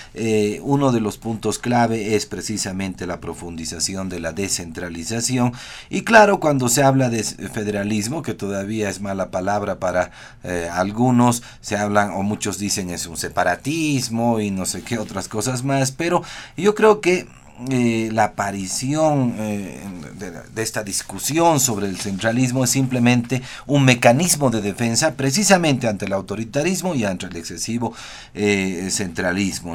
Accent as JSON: {"language": "Spanish", "country": "Bolivia", "said": "los bolivianos somos analfabetos funcionales"}